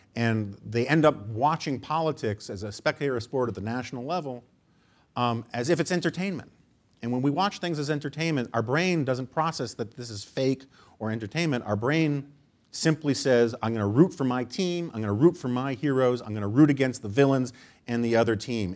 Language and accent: English; New York City, New York, United States; I grew up in New York City